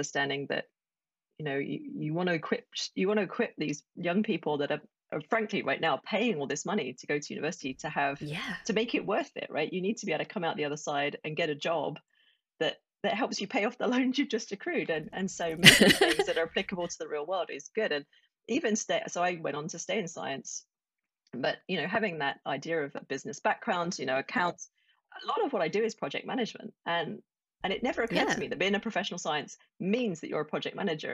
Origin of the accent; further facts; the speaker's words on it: Essex, East of England, United Kingdom; moved away as an adult; also born or lived in Colorado; I grew up in Essex, and if you're not familiar with the UK, it's just northeast of London